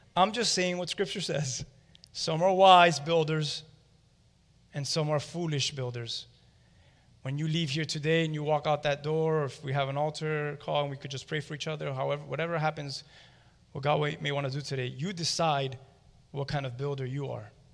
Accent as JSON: {"language": "English", "town": "Miami", "region": "Florida", "country": "United States", "said": "We're all from Hialeah or from around this area. And I'll be honest with you, I'm from more of the Westchester area"}